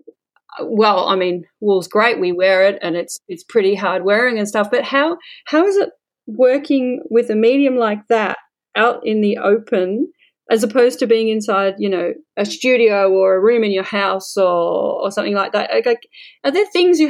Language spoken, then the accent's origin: English; Australia; I'm Australian